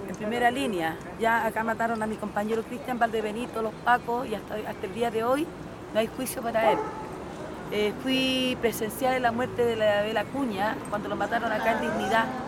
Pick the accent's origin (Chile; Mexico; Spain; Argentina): Chile; como ciudadana chilena